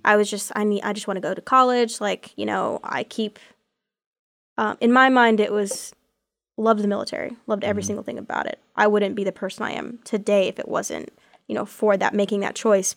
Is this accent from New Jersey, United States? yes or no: no; Texas, United States; moved away as an adult; now in Auburn, United States; I'm from Texas